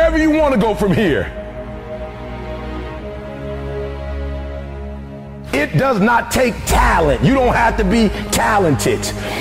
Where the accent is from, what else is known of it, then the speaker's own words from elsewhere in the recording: Detroit, Michigan, United States; I'm from Detroit, homeless